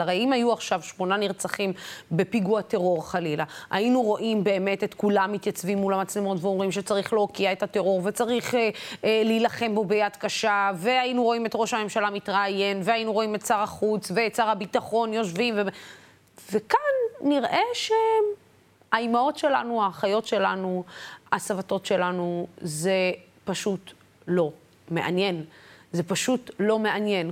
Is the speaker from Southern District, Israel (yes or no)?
yes; Beersheba or Dimona, Southern District, Israel; moved away; לגור בבאר שבע או לגור בדימונה, אה, לצורך העניין מאיפה שאני מגיעה